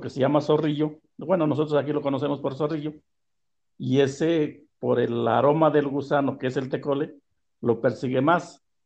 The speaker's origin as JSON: {"language": "Spanish", "town": "Tehuacán", "region": "Puebla", "country": "Mexico", "tie": "born or raised there", "lives_now": "San Antonio Texcala, Mexico", "said": "soy originario de Santa Ana, Telosto, Tehuacán, Puebla. Y eh, nací un 24 de diciembre de 1954 allá por una ranchería"}